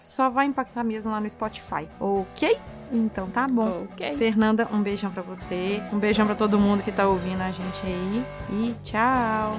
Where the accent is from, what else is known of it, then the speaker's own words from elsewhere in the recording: Minas Gerais, Brazil; eu sou mineira que toma leite, come queijo